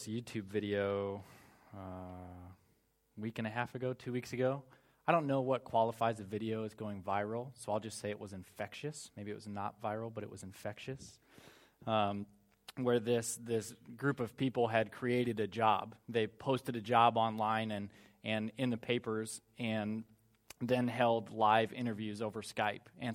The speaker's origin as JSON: {"language": "English", "country": "United States", "moved": "yes", "said": "I'm American"}